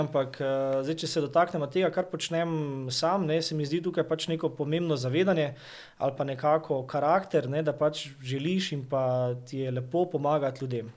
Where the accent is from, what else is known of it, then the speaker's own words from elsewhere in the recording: Maribor, Slovenia; prihajam iz Maribora